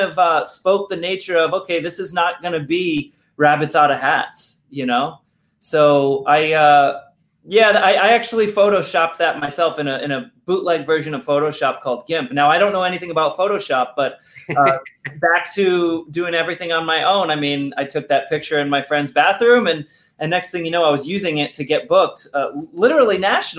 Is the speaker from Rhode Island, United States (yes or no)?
yes; Rhode Island, United States; accent: Rhode Island; And luckily, I lost my Rhode Island accent almost all the way.